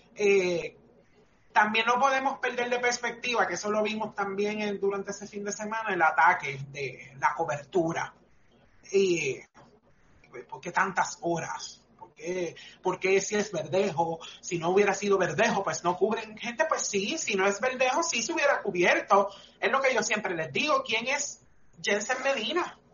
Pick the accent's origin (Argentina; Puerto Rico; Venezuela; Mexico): Puerto Rico; nuestra cultura como puertorriqueños